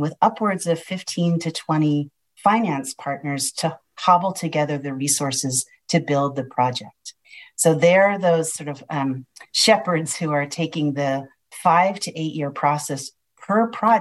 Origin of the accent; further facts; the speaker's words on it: Philadelphia, Pennsylvania, United States; now in California, United States; I was born in Philadelphia